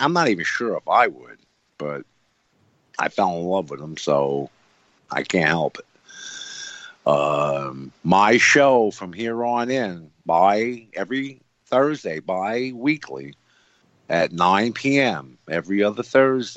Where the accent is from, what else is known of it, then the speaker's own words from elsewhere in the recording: New York, United States; One is in New York, my hometown.